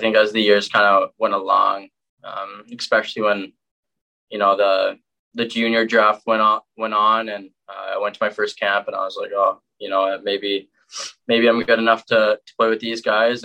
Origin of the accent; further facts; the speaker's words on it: Vancouver, British Columbia, Canada; moved away; originally we're from Vancouver